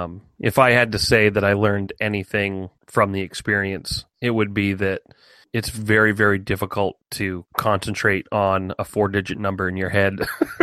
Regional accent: United States; we're American.

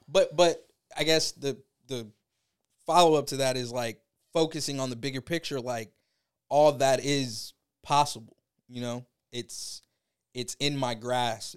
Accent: Tampa, Florida, United States; originally born and raised in Tampa

